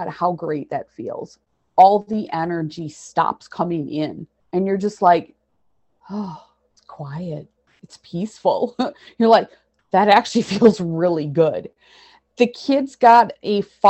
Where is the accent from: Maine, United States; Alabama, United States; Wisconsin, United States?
Wisconsin, United States; central; It's called Borth. It's unincorporated, and we have more cows than people. It's nice. It's my hometown